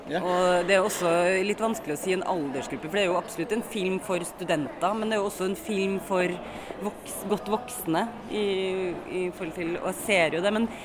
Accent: Trondheim, Trøndelag, Norway; Jeg er fra Trondheim.

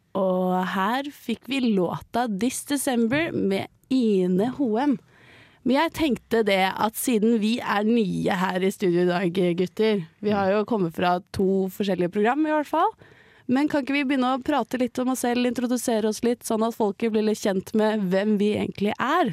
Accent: Bærum, Akershus, Norway; now in Trondheim, Norway; jeg er fra Bærum

